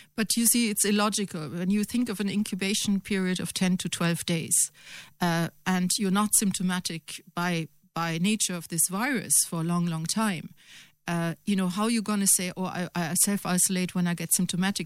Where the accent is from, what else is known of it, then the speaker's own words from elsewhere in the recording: Germany; now in Ireland; Germany. Obviously, my home country